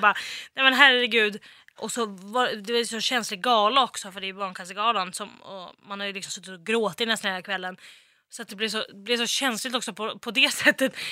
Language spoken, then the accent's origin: Swedish; Västerås, Västmanland, Sweden; moved away; när jag bodde hemma i Västerås